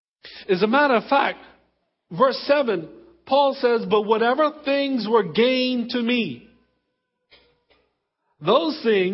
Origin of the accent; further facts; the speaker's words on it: Exuma, Bahamas; also born or lived in Abaco; I was born in Baintown. I was born in the Abacos. I was raised in the Exumas.